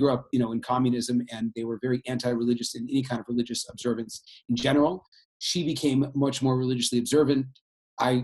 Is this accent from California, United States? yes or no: yes; Bay Area, California, United States; I grew up in the Bay Area